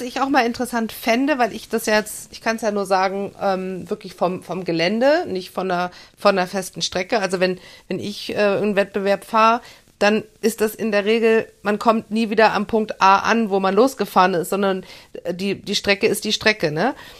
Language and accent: German; Germany; ich bin ja in der Eifel geboren